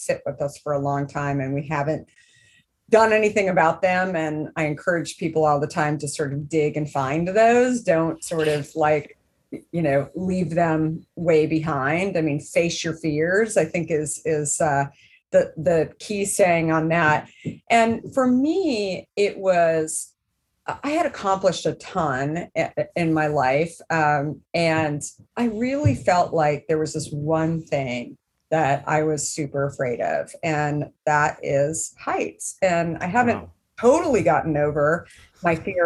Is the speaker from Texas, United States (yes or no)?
no; Arizona, United States; I grew up in Arizona